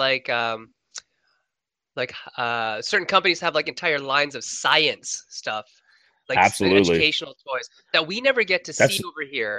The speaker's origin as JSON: {"language": "English", "town": "Sault Ste. Marie", "region": "Ontario", "country": "Canada", "tie": "born or raised there", "said": "my hometown of Sault Ste. Marie"}